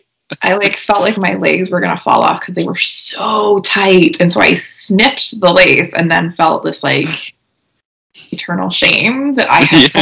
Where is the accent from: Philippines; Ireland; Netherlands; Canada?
Canada; accent: Canadian; So my Canadian accent will be even more annoying to all of you.